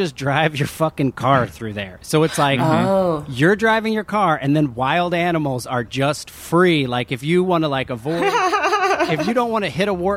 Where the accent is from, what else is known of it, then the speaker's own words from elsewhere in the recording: New Jersey, United States; I grew up in New Jersey.